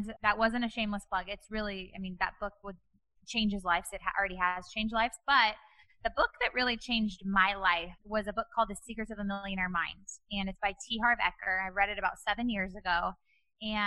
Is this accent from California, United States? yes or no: yes; Bakersfield, California, United States; now in Newport Beach, United States; I grew up in Bakersfield, California